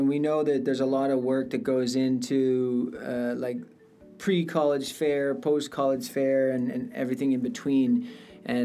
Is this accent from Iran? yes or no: no; Canada; moved away as an adult; now in Monterrey, Mexico; I come from Canada, but basically my experience was we had a university in my town